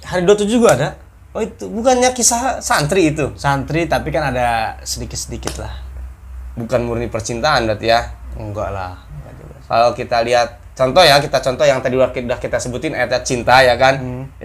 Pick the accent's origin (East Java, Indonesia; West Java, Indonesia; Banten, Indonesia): Banten, Indonesia; Rangkasbitung; also born or lived in Jakarta; Rangkas, kemudian di Jakarta. Iya. Jadi ketika diam di Serang ya jarang gitu temen juga.